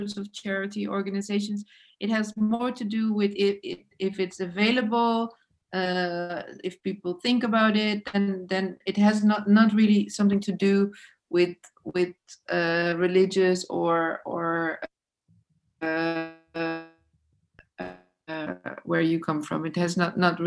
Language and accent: English; Netherlands; I'm from the Netherlands